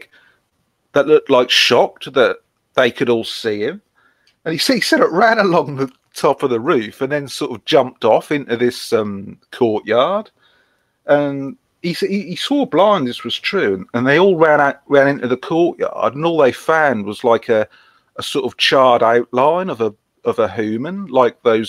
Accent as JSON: {"language": "English", "area": "Norfolk", "region": "East of England", "country": "United Kingdom", "said": "I am from Norfolk"}